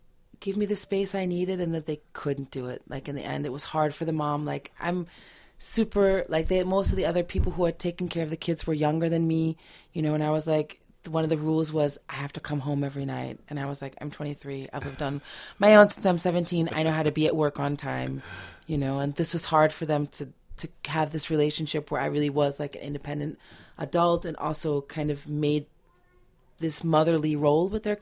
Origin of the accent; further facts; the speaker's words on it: Reading, Pennsylvania, United States; moved away as an adult; also born or lived in Switzerland; I grew up in Reading